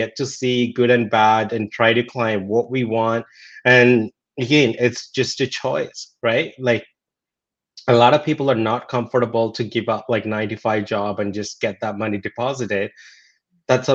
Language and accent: English; India; moved away; growing up in India, you know, the basics necessities wasn't there.